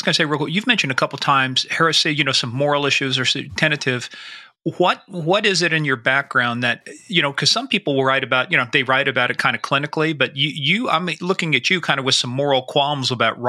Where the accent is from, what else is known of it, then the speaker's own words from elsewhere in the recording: Kansas, United States; he was from my home state.